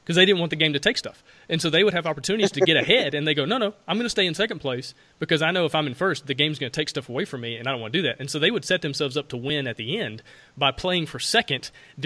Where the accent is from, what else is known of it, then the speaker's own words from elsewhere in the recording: Alabama, United States; I'm from Alabama